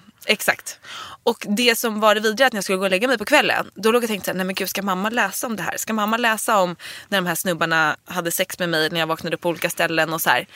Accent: Dalarö, Stockholm County, Sweden; also born or lived in Nacka; på Dalarö där jag är uppvuxen eller i Nacka där jag gick i gymnasiet

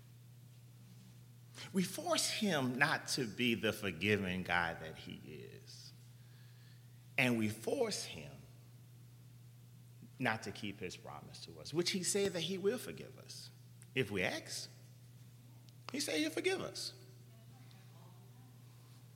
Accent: New Orleans, Louisiana, United States; I'm from New Orleans

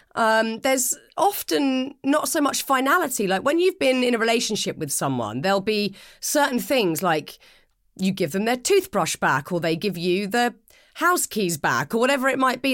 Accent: United Kingdom; I'm British and I have spent the last forty-one years m, mainly in the U K

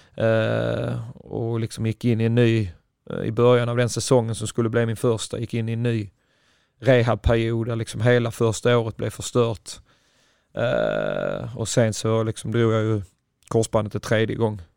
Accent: Ystad, Skåne, Sweden; moved away as an adult; also born or lived in Flensburg, Germany / Lund; jag är själv från Ystad

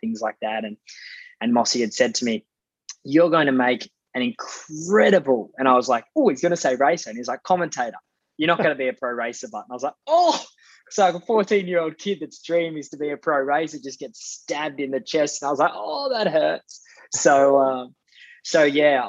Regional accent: Hay, New South Wales, Australia; I grew up in Hay, out little outback town in New South Wales.

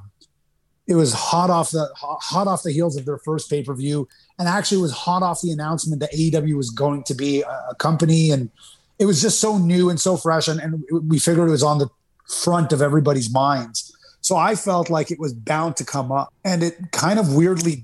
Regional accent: Canada; where I was growing up in Canada

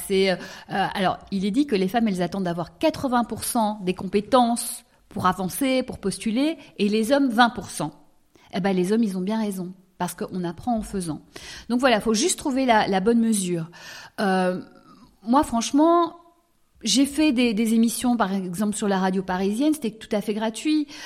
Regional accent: Brussels, Brussels-Capital Region, Belgium; j'ai grandi à Bruxelles

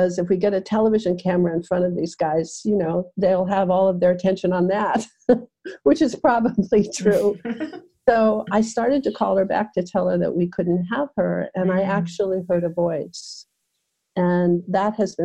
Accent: Aspen, Colorado, United States; my hometown of Aspen, Colorado

